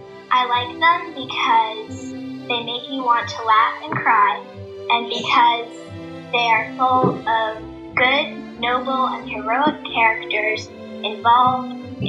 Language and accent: English; Virginia, United States; I am 12 years old and I am from Virginia.